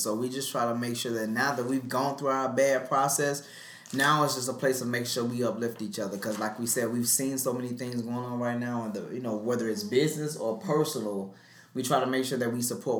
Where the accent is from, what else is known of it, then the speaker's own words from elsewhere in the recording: Montgomery, Alabama, United States; now in Atlanta, United States; We're both from Montgomery, Alabama.